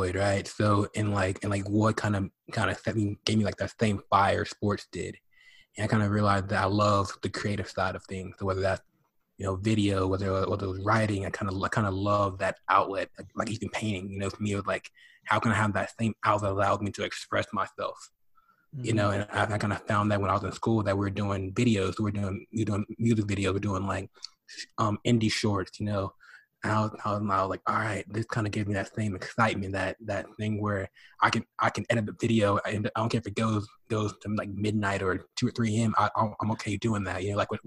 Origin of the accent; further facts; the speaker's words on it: Dallas, Texas, United States; I was born in Dallas, Texas